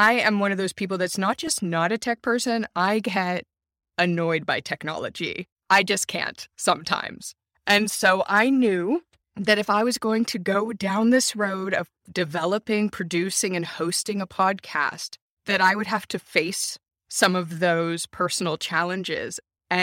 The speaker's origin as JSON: {"language": "English", "country": "United States", "lives_now": "Germany", "said": "I'm an American, married to a Finn, raising kids in Germany. I lived all around the US growing up. My parents also lived abroad. My father was multilingual."}